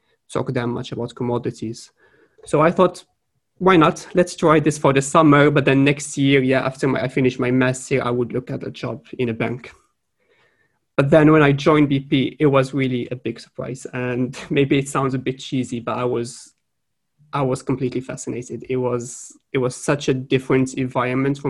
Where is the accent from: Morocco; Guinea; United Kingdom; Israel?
Morocco; moved away as an adult; also born or lived in France / Sweden; I am originally from Morocco. I have studied through high school and then 2 years of college.